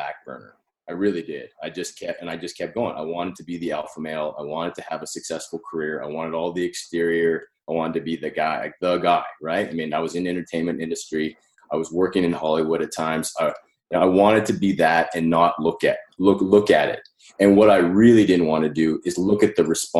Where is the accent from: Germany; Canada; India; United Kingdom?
Canada; Calgary, Alberta; I was born in Calgary in Canada, right? And I had a relatively, normal upbringing.